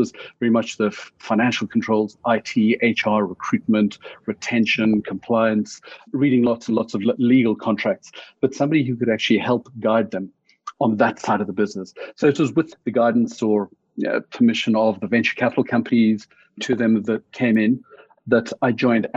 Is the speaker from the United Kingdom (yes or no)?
no; Johannesburg, Gauteng, South Africa; moved away as an adult; also born or lived in Cape Town; Born and bred South African. So way back, I'm not going to give my age away, but until the age of late 20s, early 30s, it was growing up mainly in Johannesburg, then down in Cape Town.